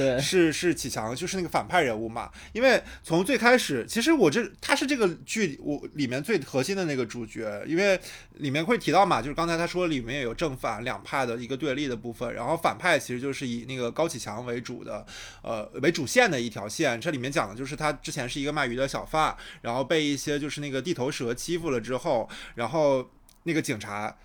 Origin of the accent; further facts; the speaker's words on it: Shandong, China; 我是一个嗯。山东人啊